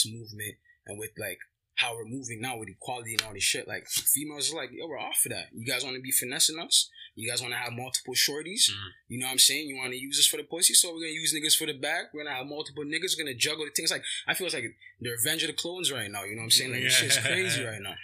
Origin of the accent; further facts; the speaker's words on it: Toronto, Ontario, Canada; We're just some young kids from Toronto with Afro-Caribbean backgrounds.